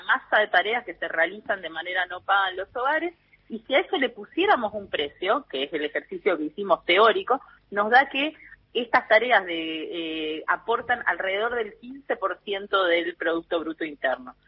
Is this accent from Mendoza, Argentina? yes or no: no; Misiones, Argentina; moved away; Yo soy originalmente de Misiones, ¿no? Tierra Roja, Barro Ñaú, como le decimos